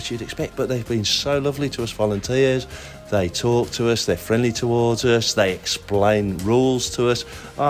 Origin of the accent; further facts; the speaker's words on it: West Midlands, United Kingdom; One is I'm local lad, born and bred in the West Midlands